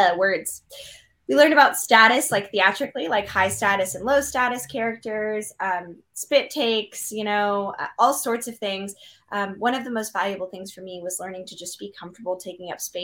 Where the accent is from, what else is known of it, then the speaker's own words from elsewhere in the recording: Portland, Oregon, United States; moved away as an adult; also born or lived in San Francisco; now in Los Angeles, United States; I was living in San Francisco, but I was from Portland, and Portland, Oregon is known as being quirky and weird